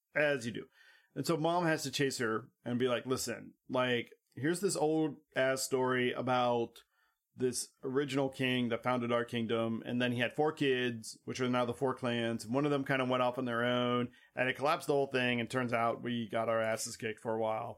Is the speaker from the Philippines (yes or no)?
no; United States; we're American